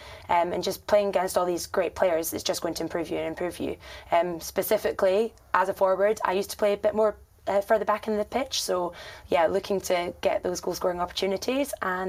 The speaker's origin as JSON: {"language": "English", "region": "Scotland", "country": "United Kingdom", "also_born_or_lived": "Durham", "accent": "Scottish", "moved": "as an adult", "lives_now": "Kent, United Kingdom", "said": "So I am from Scotland, you might have guessed by the accent. I went to university in Durham"}